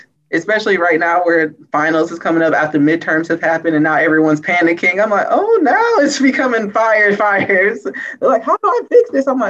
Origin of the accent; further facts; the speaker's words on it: St. Louis, Missouri, United States; I'm from St. Louis.